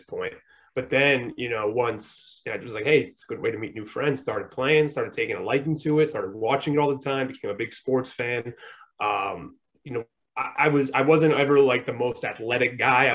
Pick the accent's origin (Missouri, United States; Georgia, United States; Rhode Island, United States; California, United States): Rhode Island, United States; I'm from Rhode Island, so I you know I moved uh, to I moved to a different town in Rhode Island